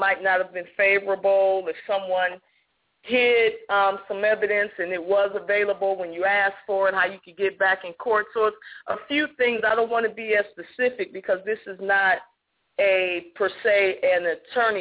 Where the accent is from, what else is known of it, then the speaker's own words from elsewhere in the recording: Ohio, United States; now in Georgia, United States; I'm originally from Ohio